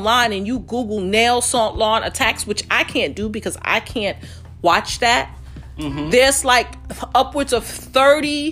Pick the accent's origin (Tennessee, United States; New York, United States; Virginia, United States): New York, United States; New York City; We grew up in Bed-Stuy